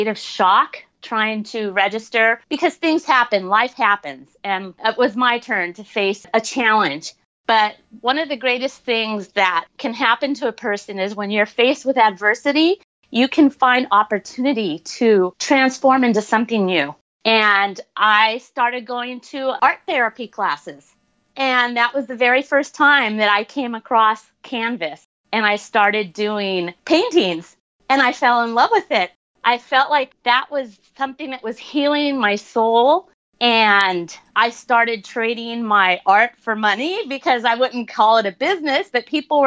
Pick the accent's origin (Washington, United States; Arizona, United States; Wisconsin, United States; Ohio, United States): Arizona, United States; Tucson; moved away as an adult; also born or lived in Guatemala; I grew up in Tucson, Arizona